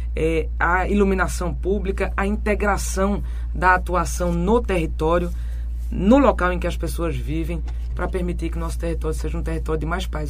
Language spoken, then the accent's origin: Portuguese; Agreste, Pernambuco, Brazil; eu venho do Agreste, onde a gente tem o pior balanço hídrico do país